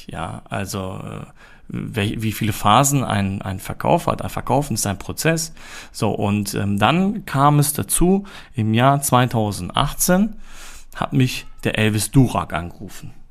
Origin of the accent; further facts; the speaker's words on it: Germany; born there; meine Eltern ähm, sind in den 90er Jahren äh, nach Deutschland gezogen und ich bin hier auch in Deutschland geboren und komme auch aus der Türkei.